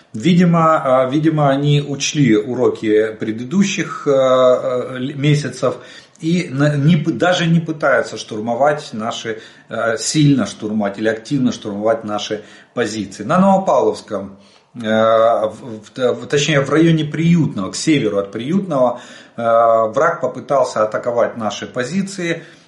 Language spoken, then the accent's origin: Russian; Ukraine; мы из Украины.